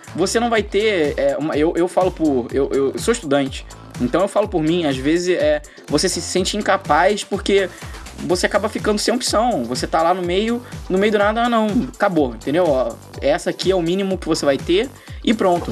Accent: Brazil; sou do Brasil

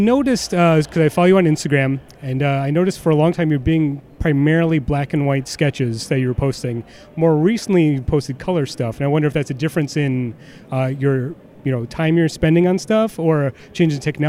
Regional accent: Detroit, Michigan, United States; now in Chicago, United States; I'm from Detroit, so I have the third option. So Detroit pizza is clearly the best.

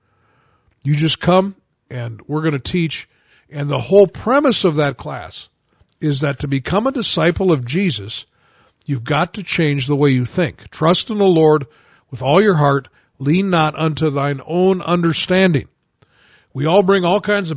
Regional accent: United States; I only know one language. I'm an American

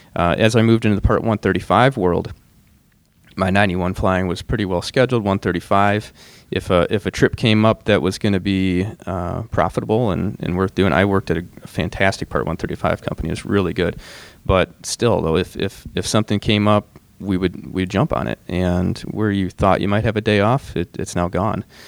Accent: Michigan, United States; now in Minnesota, United States; I'm from Michigan

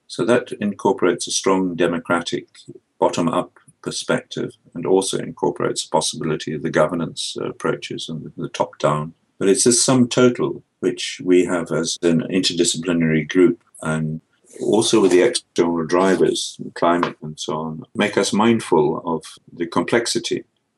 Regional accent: Scotland, United Kingdom; I'm a product of the Scottish Enlightenment. I come from Scotland.

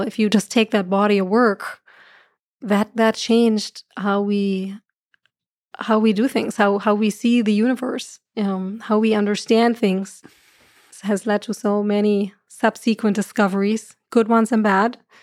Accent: Germany; accent: German; moved away; I'm from Germany, so I have the right accent for that.

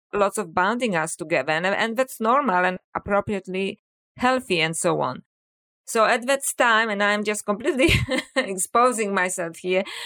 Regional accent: Poland; English is a second language; moved away; people may wonder about my accent. So, uh, yes, I was born in Poland

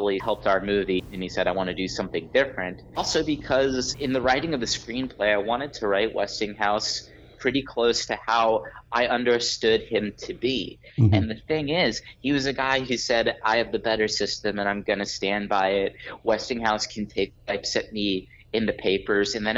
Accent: Pittsburgh, Pennsylvania, United States; I grew up in Pittsburgh in the 80s and 90s

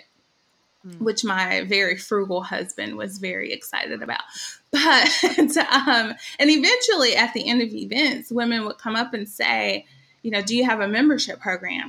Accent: Birmingham, Alabama, United States; moved away as an adult; also born or lived in Louisville, Kentucky; I am originally from Birmingham, but I lived in lots of different places, including Louisville, Kentucky

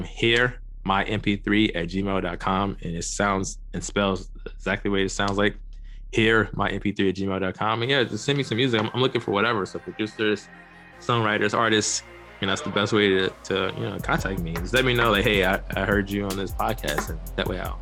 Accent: St. Louis, Missouri, United States; moved away as an adult; also born or lived in Los Angeles / New York City; I'm from St. Louis, Missouri

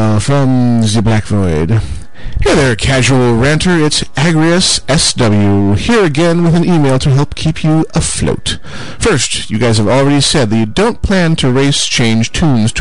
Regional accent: near Buffalo, New York, United States; I grew up near Buffalo, New York, which is right across the Niagara River from the great state of Canada

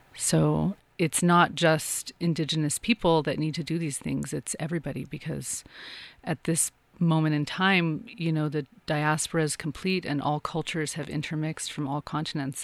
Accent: Santa Fe, New Mexico, United States; I am from New Mexico. I'm from Santa Fe

